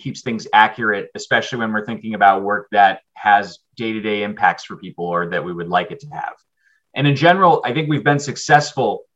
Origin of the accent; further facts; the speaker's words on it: North Carolina, United States; I grew up in North Carolina too.